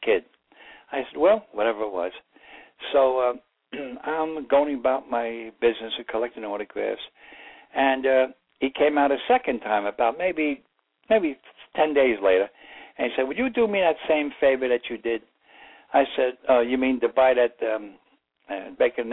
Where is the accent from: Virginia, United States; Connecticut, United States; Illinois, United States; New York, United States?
New York, United States; New York City; I grew up in the Bronx, and I went to parochial school